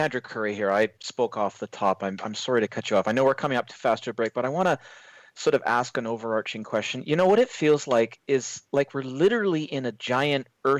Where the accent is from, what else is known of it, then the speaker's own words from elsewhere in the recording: Canada; I'm from Canada